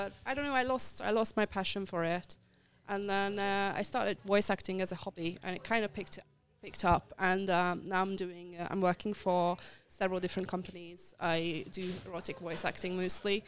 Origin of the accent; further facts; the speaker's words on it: Hungary; moved away as an adult; also born or lived in London; now in Budapest, Hungary; I am from Hungary. I lived in London